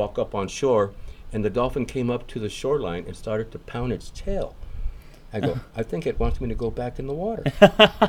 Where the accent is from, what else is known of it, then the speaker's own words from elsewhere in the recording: Los Angeles, California, United States; moved away as an adult; now in Baja California, Mexico; I grew up in Los Angeles, California